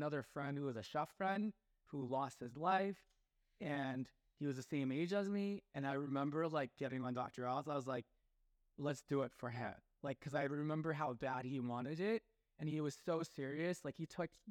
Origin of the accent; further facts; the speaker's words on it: Taiwan; I'm from Taiwan